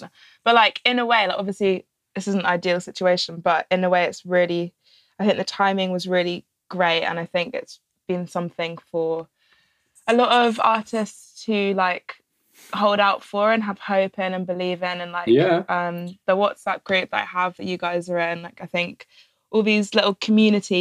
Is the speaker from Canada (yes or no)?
no; Alderney, Guernsey; where I'm from, Alderney, which is like a tiny little rock. There's about 2,000 people